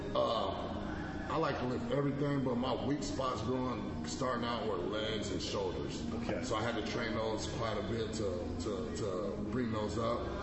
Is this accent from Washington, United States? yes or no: no; Avondale, Arizona, United States; now in Minnesota, United States; grew up in Avondale, Arizona.